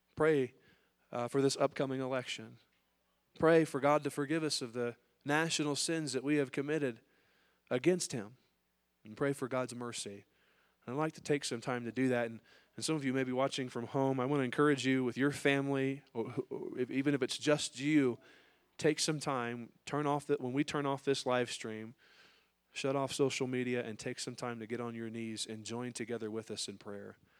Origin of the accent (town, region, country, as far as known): United States